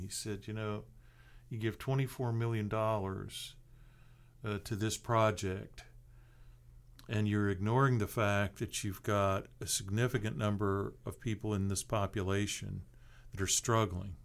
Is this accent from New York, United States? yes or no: no; Seattle, Washington, United States; now in Tallahassee, United States; I grew up in a big city. I grew up in Seattle.